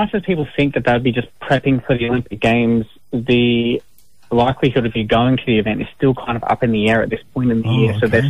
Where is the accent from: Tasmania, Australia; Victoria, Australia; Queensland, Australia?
Queensland, Australia; Gold Coast; also born or lived in Campbelltown, New South Wales; So I was born in the western Sydney suburb of Campbelltown. I'm a Wanneroo man, but I moved up to the Gold Coast at a very young age to start school.